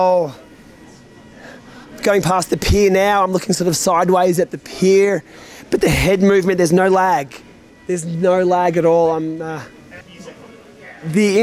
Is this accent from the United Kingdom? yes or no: no; Australia; As an Aussie